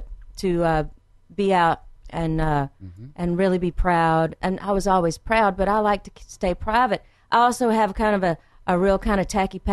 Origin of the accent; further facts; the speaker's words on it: Frankville, Alabama, United States; also born or lived in Quantico, Virginia; I was not born there, but I was raised there. My sister and I were raised in Frankville, Alabama, which yeah. is in the woods